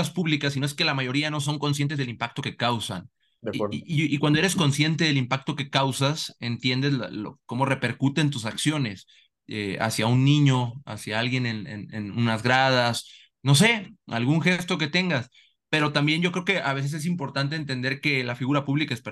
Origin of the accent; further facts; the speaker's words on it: Salamanca, Guanajuato, Mexico; Sí, mira, y soy de Salamanca.